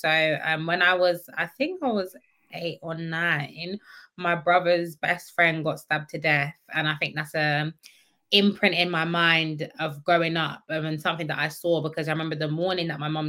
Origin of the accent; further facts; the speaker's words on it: Croydon, London, United Kingdom; also born or lived in Thornton Heath; I'm born and raised in Croydon